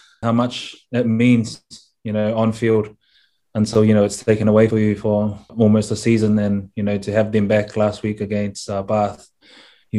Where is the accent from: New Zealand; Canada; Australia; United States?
New Zealand; now in Cardiff, United Kingdom; Growing up in New Zealand